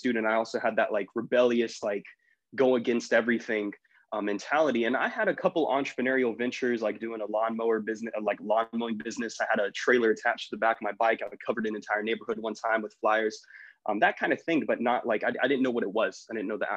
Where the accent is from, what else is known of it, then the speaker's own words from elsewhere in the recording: Jacksonville, Florida, United States; moved away as an adult; also born or lived in Bakersfield, California; now in Arkansas, United States; I'm from Jacksonville, Florida